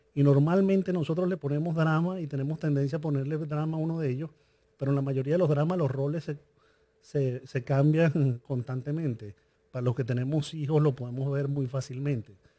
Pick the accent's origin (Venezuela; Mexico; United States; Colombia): Venezuela; yo crecí en Venezuela